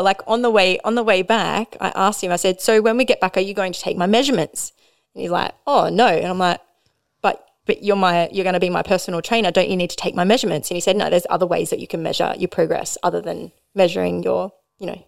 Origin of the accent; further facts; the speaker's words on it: Maitland, New South Wales, Australia; now in Newcastle, Australia; I grew up in Maitland, so we didn't have any